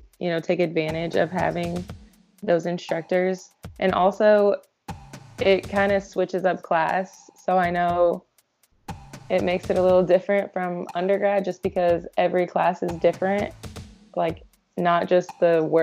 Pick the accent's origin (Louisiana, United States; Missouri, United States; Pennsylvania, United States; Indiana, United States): Indiana, United States; Indianapolis; also born or lived in Bellarmine University (Louisville, Kentucky); I am from Indianapolis